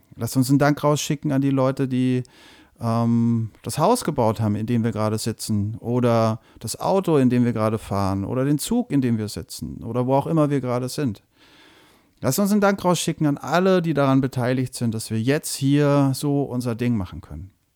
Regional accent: near Würzburg, Bavaria, Germany; moved away; wo ich aufgewachsen bin, nämlich bei Würzburg

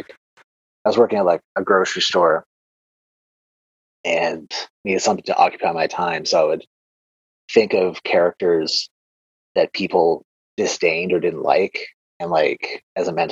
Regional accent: Canada; I'm Canadian

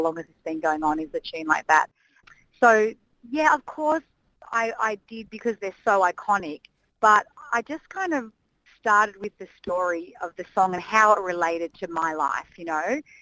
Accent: Canberra, Australian Capital Territory, Australia; growing up in Canberra

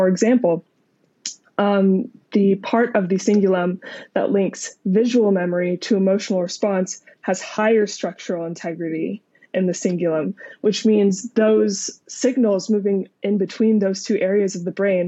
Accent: Pennsylvania, United States; also born or lived in Utah / Arizona; So I grew up in the United States, in many different states, but mostly in Pennsylvania near Philadelphia and also in Utah near Salt Lake City. And I finished high school near Phoenix.

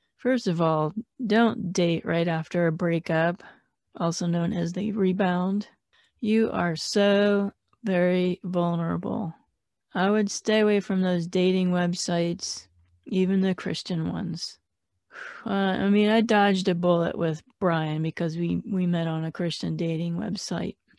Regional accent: Phoenix, Arizona, United States; I'm from Phoenix

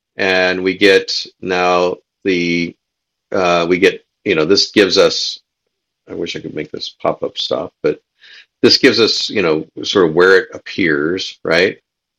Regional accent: United States; as an American

